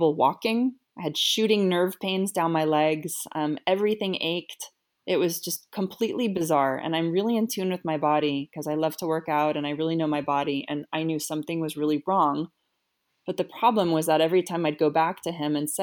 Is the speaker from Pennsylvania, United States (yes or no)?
no; Los Altos, California, United States; moved away as an adult; also born or lived in Los Angeles, United States; now in Geneva, Switzerland; I'm from Los Altos, California, grew up there, and I am currently living near Geneva, Switzerland